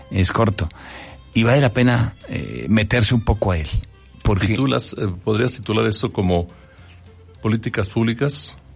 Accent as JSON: {"language": "Spanish", "region": "Bogotá", "country": "Colombia", "tie": "born or raised there", "moved": "as an adult", "lives_now": "Puebla, Mexico", "said": "y toda mi vida fue en Bogotá. Entonces soy bogotano."}